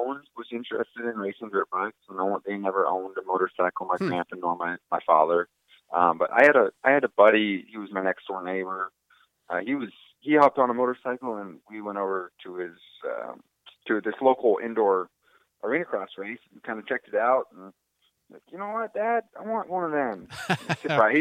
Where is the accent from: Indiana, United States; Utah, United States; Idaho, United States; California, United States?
Idaho, United States; Coeur d'Alene; moved away; my hometown, Coeur d'Alene, Idaho.